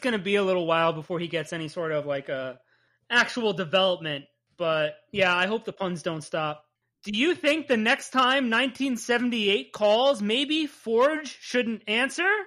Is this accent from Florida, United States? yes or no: no; New Jersey, United States; accent: Jersey; my Jersey accent